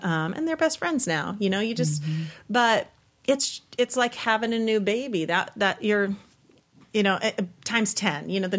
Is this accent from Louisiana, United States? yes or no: no; Texas, United States; I'm from Texas. Remember when you went to Texas to pick me up?